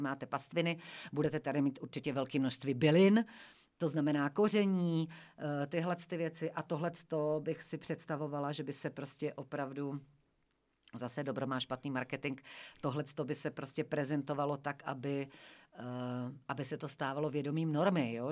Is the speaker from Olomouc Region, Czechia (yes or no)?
yes; Šumperk, Olomouc Region, Czechia; moved away; pocházím ze Šumperka, pocházím taky ze Sudet